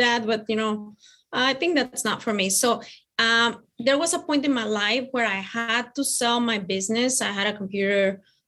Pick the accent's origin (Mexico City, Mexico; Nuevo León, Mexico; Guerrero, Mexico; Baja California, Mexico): Mexico City, Mexico; now in Tennessee, United States; I come from Mexico. I am originally from Mexico City.